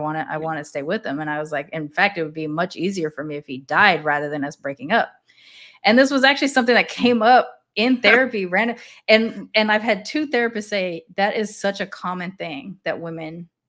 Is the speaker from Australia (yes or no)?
no; Japan; even though I grew up in Japan.